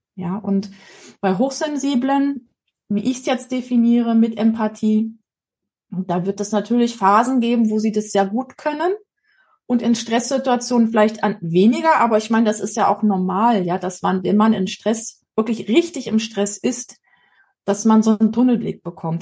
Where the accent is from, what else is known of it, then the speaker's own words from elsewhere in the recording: East Germany, Germany; wir sind ja in der DDR groß geworden